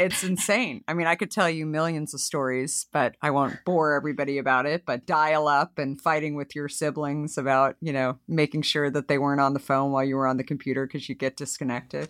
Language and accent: English; Arizona, United States; moved away as an adult; also born or lived in New York; I grew up in Arizona